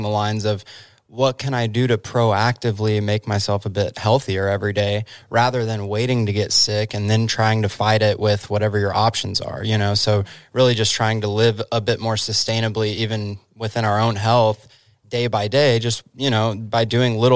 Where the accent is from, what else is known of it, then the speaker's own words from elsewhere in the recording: Dallas, Texas, United States; also born or lived in Oregon; now in Oklahoma, United States; we moved here from Oregon, originally though from Dallas, Texas